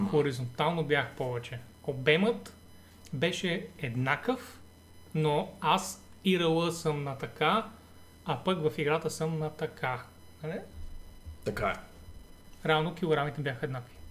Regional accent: Shopluk, Bulgaria; И аз като шоп.

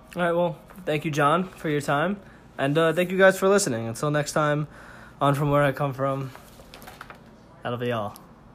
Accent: New York City, New York, United States; Manhattan, New York City, New York, New York

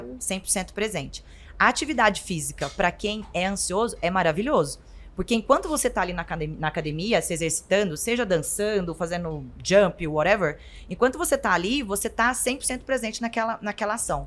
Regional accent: interior of Goiás, Brazil; Eu sou do interior de Goiás

